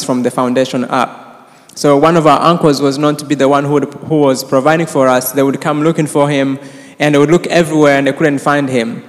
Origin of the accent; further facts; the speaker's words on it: Rwanda; I was born and raised in Rwanda